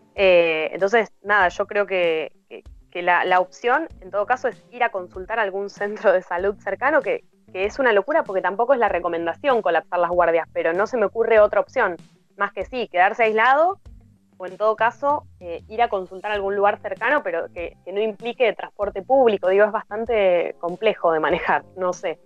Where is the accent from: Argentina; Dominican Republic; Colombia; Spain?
Argentina; moved away as an adult; soy del interior, vivo acá hace 11 años